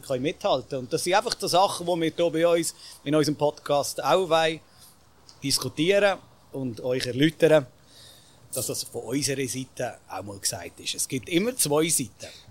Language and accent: German; Bern, Switzerland; als Berner ist man dann sowieso mit dem Lokalpatriotismus noch ein bisschen eher zum Mundart, also Bern-Mundart.